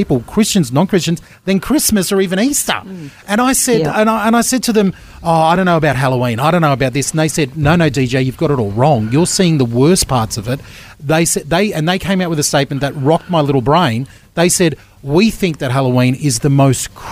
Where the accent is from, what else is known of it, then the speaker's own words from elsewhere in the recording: Australia; Growing up in Australia